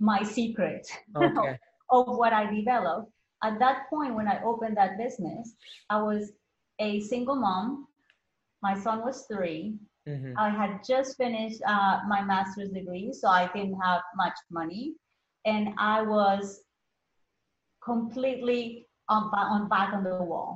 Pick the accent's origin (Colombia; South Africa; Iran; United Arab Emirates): Colombia; moved away as an adult; now in United States; I was born in Colombia originally